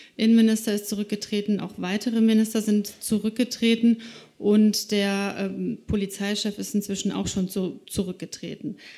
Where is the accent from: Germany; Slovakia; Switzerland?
Slovakia; moved away; Ich bin selber gebürtige Slowakin, also ich bin in dem Land geboren